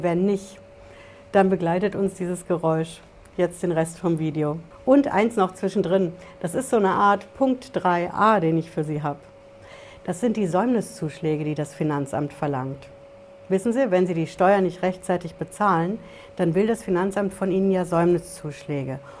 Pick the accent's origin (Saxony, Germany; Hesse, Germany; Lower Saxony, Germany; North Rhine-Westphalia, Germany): Hesse, Germany; Bei uns in Hessen